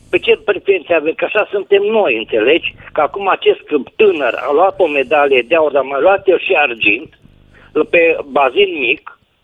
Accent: Oradea, Bihor County, Romania

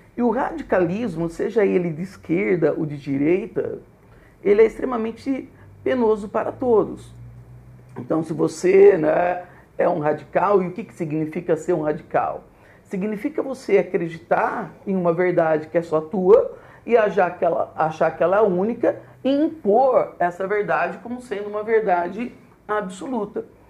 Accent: Botucatu, São Paulo, Brazil; sou de Botucatu

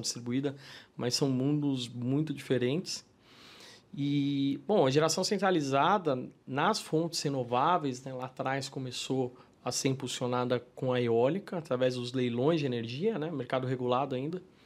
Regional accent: São Paulo, Brazil; Eu sou paulistano, né? Nascido e criado em São Paulo

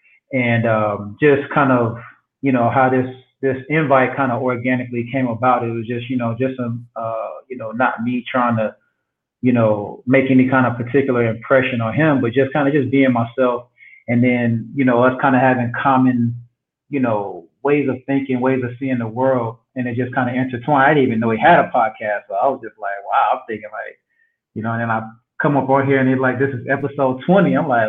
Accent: Albany, Georgia, United States; also born or lived in Tallahassee / Athens / Compton; now in West Palm Beach, United States; Originally from South Georgia. So I was born in Albany, Georgia.

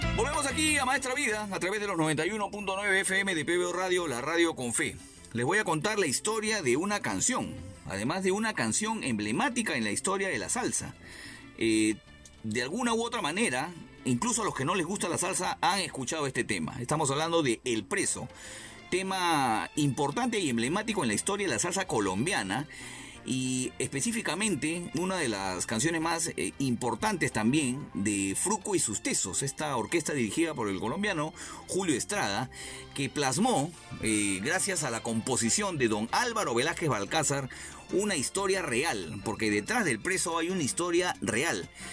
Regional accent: Lima, Peru; yo también soy de Breña, empezamos a ubicarnos, yo soy más o menos por, la, por el mercado La Flores

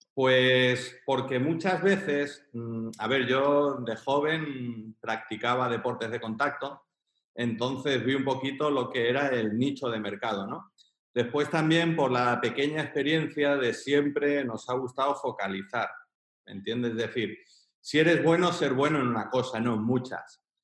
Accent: Girona, Catalonia, Spain; now in Chiclana de la Frontera, Spain; yo soy de Pontmayor. Entonces, un barrio humilde, trabajador.

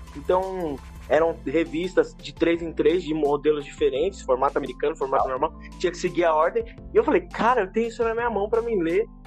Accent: São Paulo, Brazil; eu cresci aqui na Zona Leste de São Paulo

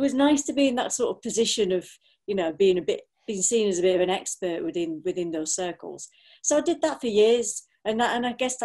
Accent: Blackburn, North West England, United Kingdom; moved away as an adult; also born or lived in Salford / Manchester; now in Birmingham, United Kingdom; I was born and bred in Blackburn. I did the classic thing of, you know, staying there until I was 18

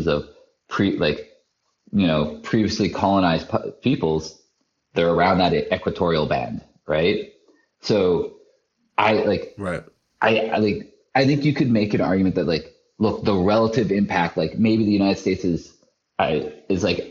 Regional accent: Canada; I'm from Canada. I'm from 400 miles. From 400 miles north of the border. We get -40 winter

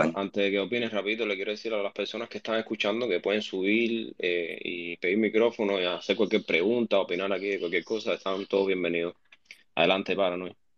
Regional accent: Cuba; now in United States; aquí la mayoría somos cubanos

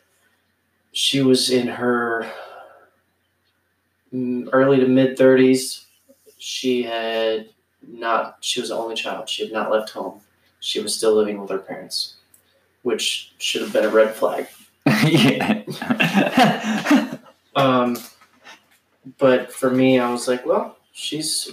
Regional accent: East Coast, United States; when I was growing up on the East Coast with my mom and my stepdad

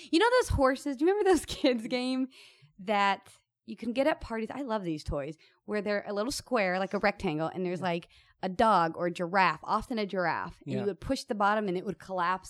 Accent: Kansas City, Missouri, United States; also born or lived in Denver, Colorado; now in Los Angeles, United States; I grew up in Kansas City. My grandparents lived where I was born, which is Denver.

